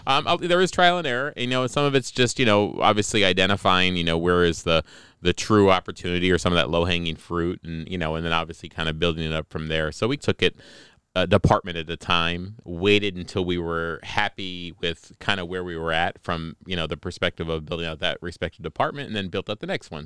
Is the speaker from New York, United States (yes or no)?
yes; Newark Valley, New York, United States; also born or lived in Colombia; I grew up in Newark Valley.